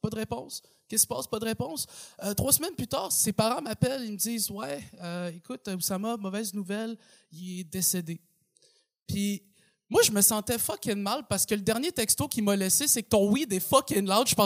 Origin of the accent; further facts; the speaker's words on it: Quebec, Canada; accent: Québécois; souvent, les gens ils sont surpris quand ils m'entendent parler parce que j'ai un accent québécois, tu comprends? Tu euh, euh, je parle comme un gars qui habite à Saint-Eustache